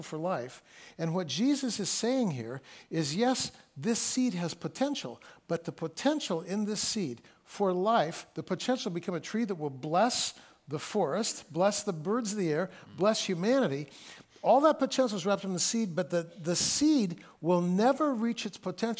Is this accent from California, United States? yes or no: yes; California, United States; also born or lived in Friday Harbor, Washington / Mount Vernon, Washington; now in Seattle, United States; I'm from California